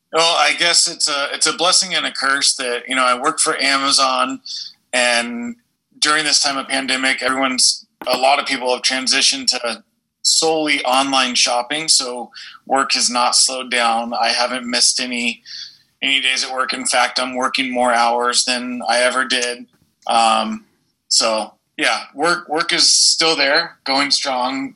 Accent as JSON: {"language": "English", "area": "San Diego County", "region": "California", "country": "United States", "tie": "born or raised there", "said": "we both were born and raised in San Diego County, California."}